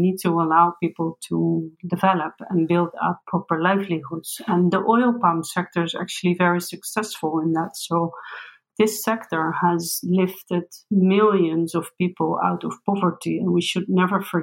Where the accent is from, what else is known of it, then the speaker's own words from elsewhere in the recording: Netherlands; I come from the Netherlands